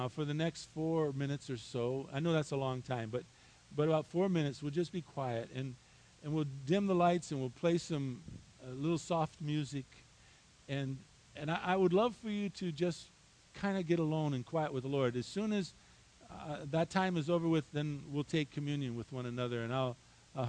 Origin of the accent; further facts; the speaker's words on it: United States; I was born here in the United States of America